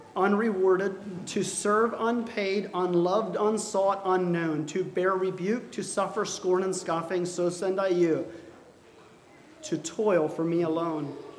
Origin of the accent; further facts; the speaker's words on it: United States; I'm an American